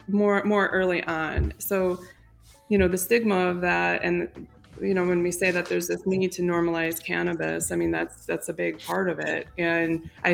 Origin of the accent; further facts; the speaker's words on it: Detroit, Michigan, United States; Tom and I both grew up downstate, Metro Detroit area.